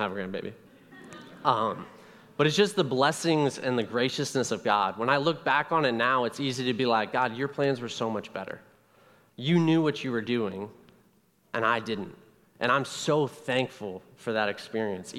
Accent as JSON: {"language": "English", "town": "Columbus", "region": "Ohio", "country": "United States", "tie": "born or raised there", "said": "I am from Columbus, Ohio. I am from the suburbs of Columbus"}